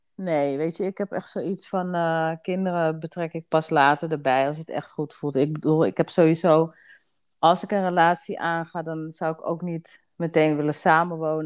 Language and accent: Dutch; Amsterdam, North Holland, Netherlands; now in Assendelft, Netherlands; Mijn huis staat in Assendels, maar ik kom oorspronkelijk uit Amsterdam. Oké, okay, Dus daar liggen wel echt mijn roots